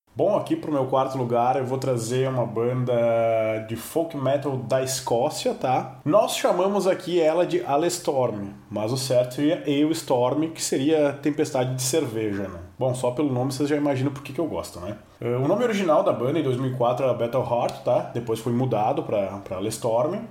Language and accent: Portuguese; Brazil; nós aqui que somos brasileiros